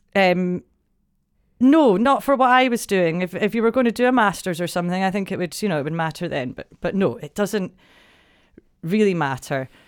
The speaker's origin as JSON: {"language": "English", "town": "Broughty Ferry", "region": "Scotland", "country": "United Kingdom", "tie": "born or raised there", "also_born_or_lived": "Dundee", "said": "I was born and brought up in Brotty Ferry"}